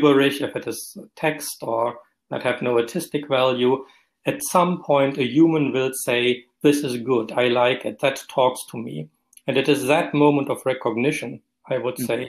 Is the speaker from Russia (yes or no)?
no; Germany; accent: German; moved away as an adult; now in Scotland, United Kingdom; I was trained in Germany, as you recognize by my accent, in a civilian legal system